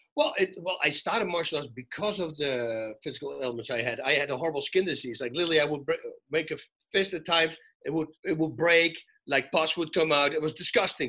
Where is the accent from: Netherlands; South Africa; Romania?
Netherlands; now in California, United States; I come from Holland, so 70% of the time it's freaking raining